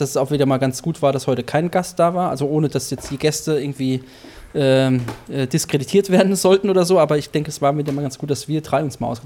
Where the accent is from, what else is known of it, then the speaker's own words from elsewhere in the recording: Vogelsberg, Hesse, Germany; moved away; Ich komme aus dem Vogelsberg